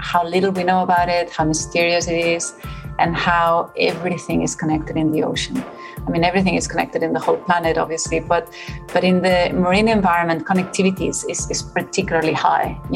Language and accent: English; Barcelona, Catalonia, Spain; born or raised there; moved away; also born or lived in Mallorca